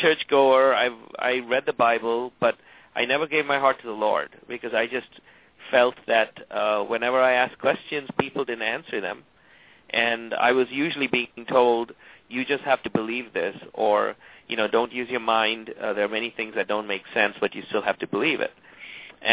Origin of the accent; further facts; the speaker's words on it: Tamil Nadu, India; moved away; I'm from South India. I'm from the southeastern state, which is Tamil Nadu.